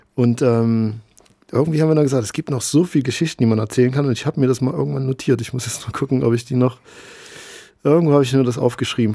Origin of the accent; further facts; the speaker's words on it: East Germany, Germany; ich bin in der DDR groß geworden